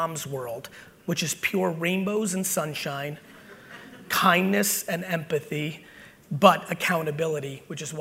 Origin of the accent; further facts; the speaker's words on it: New Jersey, United States; also born or lived in Soviet Union; I'm an 80s Jersey boy, which meant I was outside 24/7. And so between my mom and the streets of Jersey, that's how I was raised